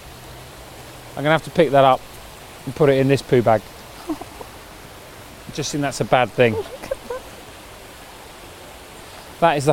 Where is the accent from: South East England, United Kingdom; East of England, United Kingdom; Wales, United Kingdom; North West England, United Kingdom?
South East England, United Kingdom; Crawley; now in Sheffield, United Kingdom; I grew up in Crawley in West Sussex.